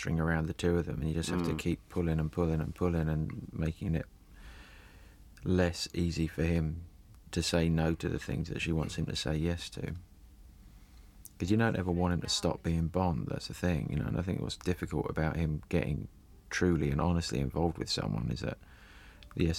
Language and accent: English; Luton, East of England, United Kingdom; I was born in Luton.